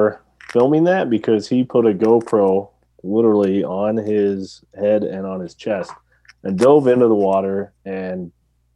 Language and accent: English; West Coast, United States; moved away; I grew up on the West Coast.